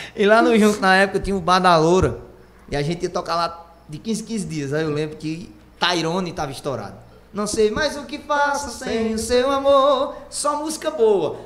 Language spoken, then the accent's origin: Portuguese; Junco, Pernambuco, Brazil; eu nem sou aqui de Itaquaritinga, eu sou de um município de vertente chamado Junco, povoado do Livramento chamado Junco